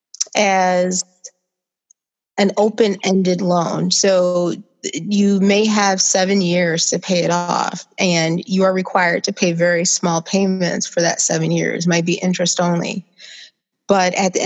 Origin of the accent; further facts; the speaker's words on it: Joliet, Illinois, United States; now in Chicago, United States; I am from Joliet, Illinois. Came here to Chicago